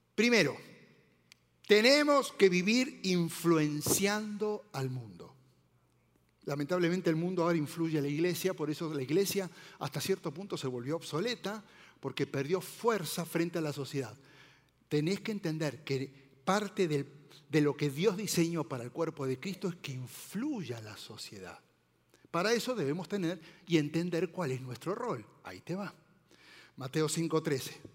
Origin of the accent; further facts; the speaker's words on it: Argentina; now in Mexico; soy argentino